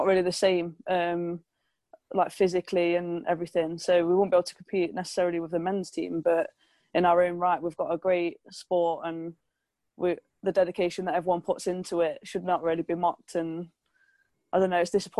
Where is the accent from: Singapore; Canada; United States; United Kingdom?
United Kingdom; Nottingham, East Midlands; also born or lived in Doncaster; it's my hometown club